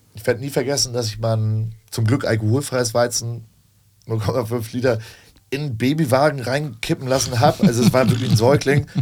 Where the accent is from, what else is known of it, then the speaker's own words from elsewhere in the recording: Hamburg, Germany; also born or lived in Elsfleth; ich bin gebürtiger Hamburger, habe hier tatsächlich aber nur so Aushilfsjobs gemacht neben der Schule